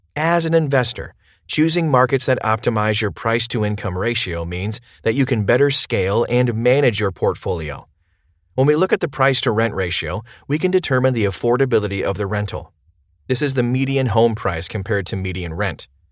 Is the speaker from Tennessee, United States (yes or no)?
yes; Memphis, Tennessee, United States; my hometown of Memphis